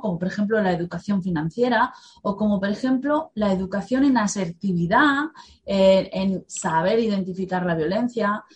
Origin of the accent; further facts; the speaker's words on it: Spain; nuestra guerra civil